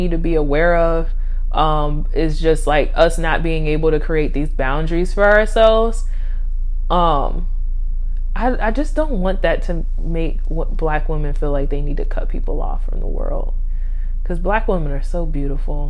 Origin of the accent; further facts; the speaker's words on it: Virginia, United States; I'm from the South. Well, depending on who you talk to, I'm from Virginia